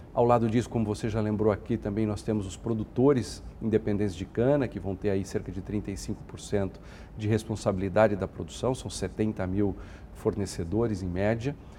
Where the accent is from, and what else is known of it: Brazil